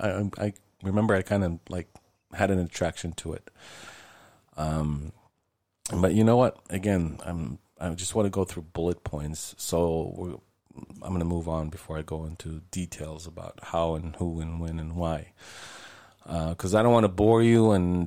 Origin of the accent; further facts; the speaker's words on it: Israel; born there; I was religious when I was younger, Jewish, obviously, if I was born in Israel, I guess.